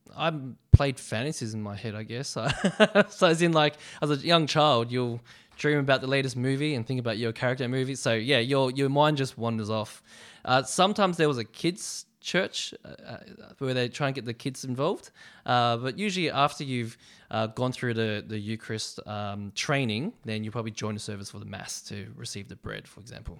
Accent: Melbourne, Victoria, Australia; I was born in Melbourne and I grew up in Melbourne. Um, bit of a Westie, so I grew up in the western suburbs of Melbourne

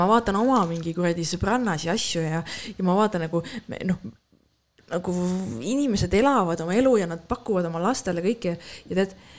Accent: Estonia; ma olen eestlane

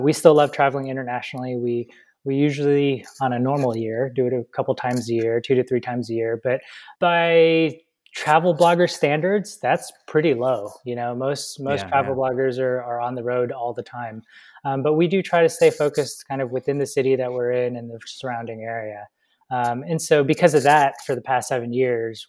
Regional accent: Atlanta, Georgia, United States; moved away as an adult; also born or lived in Los Angeles; We grew up in Atlanta, and we initially left Atlanta in 2013 to move to LA.

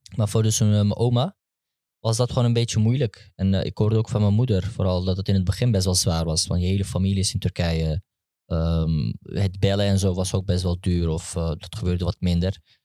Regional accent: Netherlands; ik ben gewoon opgegroeid in Nederland

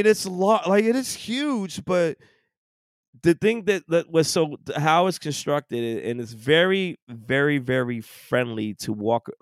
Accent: New York, United States; moved away; being born and raised and growing up in New York all those years

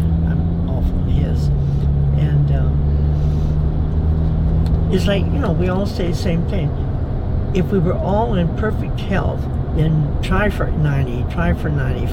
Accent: Indiana, United States; moved away as an adult; also born or lived in Texas / St. Louis; Originally from Indiana

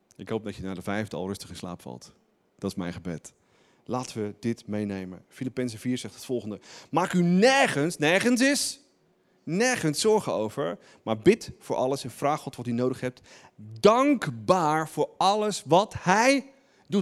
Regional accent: Netherlands; wij Nederlanders

